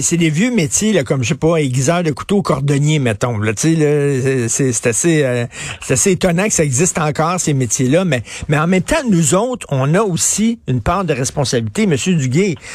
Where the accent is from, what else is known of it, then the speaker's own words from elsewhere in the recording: Montreal, Quebec, Canada; j'ai grandi à Verdun, puis je me souviens, là, quand j'étais petit